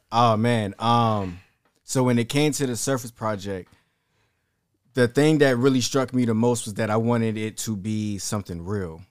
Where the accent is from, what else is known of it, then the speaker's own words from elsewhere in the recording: Savannah, Georgia, United States; also born or lived in Sumter, South Carolina; I was raised in Savannah, Georgia